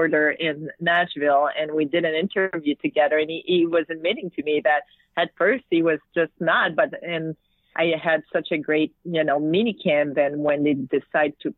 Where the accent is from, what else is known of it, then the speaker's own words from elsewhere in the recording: Quebec, Canada; English is a second language; I was from Quebec and I speak French